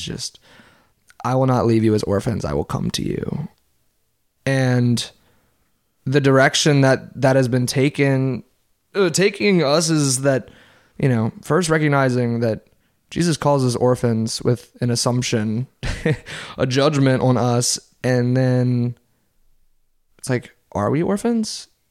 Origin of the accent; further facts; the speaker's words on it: Covington, Louisiana, United States; also born or lived in New Orleans, Louisiana; I was born right outside of New Orleans, and I moved to Covington, Louisiana.